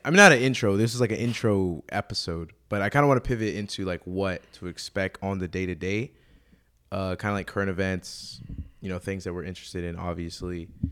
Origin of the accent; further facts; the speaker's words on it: Houston, Texas, United States; I'm from Houston